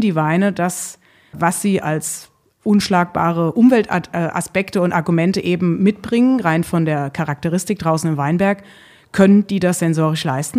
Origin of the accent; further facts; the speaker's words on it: Rheinhessen, Rhineland-Palatinate, Germany; meine Heimat und mein Wirken ist in Rheinhessen, also in den Hügeln